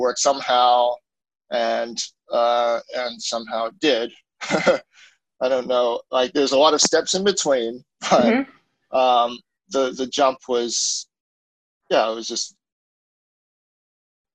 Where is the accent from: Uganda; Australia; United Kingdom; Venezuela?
Australia; moved away as an adult; also born or lived in Hong Kong / Kanazawa, Japan; now in Japan; I'm Australian. I grew up there